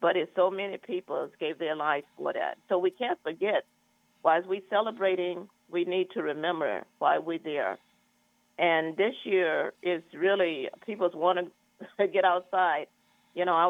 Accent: Arkansas, United States; moved away as an adult; now in California, United States; I'm from Arkansas, and I did not find out about Juneteenth until I came to California

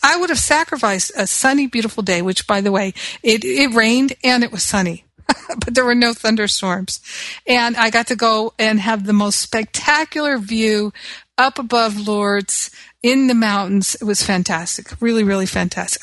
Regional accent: United States; moved away; I'm American

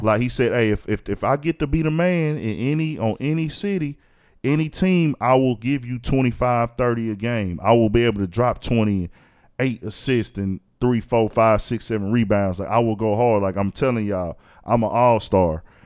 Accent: Houston, Texas, United States; I'm from Houston, born and raised

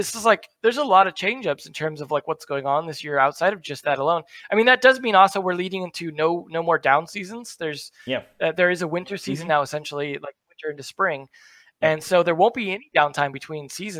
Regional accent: California, United States; moved away; I'm from California

